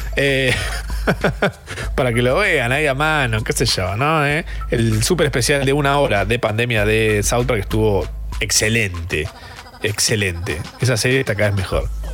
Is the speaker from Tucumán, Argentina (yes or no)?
no; Buenos Aires, Argentina; soy porteña